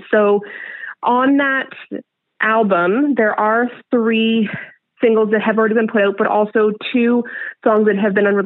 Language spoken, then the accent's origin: English; Stratford, Ontario, Canada; also born or lived in Montreal / British Columbia; So, I'm from Stratford. Um, Stratford for the past 16 years. To be honest, throughout my childhood, I did move a lot, move around a lot. So originally, I was born in um, Montreal in Pierrefonds. Later, moved to BC.